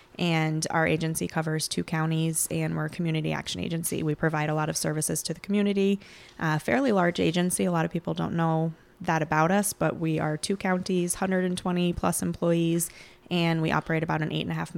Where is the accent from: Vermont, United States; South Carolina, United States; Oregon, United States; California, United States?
Vermont, United States; moved away as an adult; also born or lived in Plattsburgh, New York; now in Chazy, United States; I am actually originally from Vermont, and I came over to this side of the lake when I went to college at Plattsburgh State. And once I graduated, I decided to stick around. My family now lives in Chazy